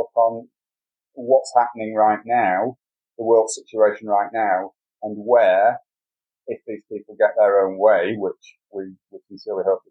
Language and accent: English; United Kingdom; being a Brit